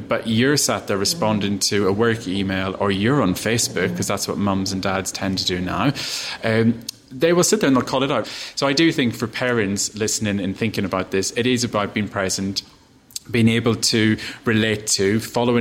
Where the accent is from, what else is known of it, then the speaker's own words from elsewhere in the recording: Ireland; I'm Irish. I grew up in a tiny little town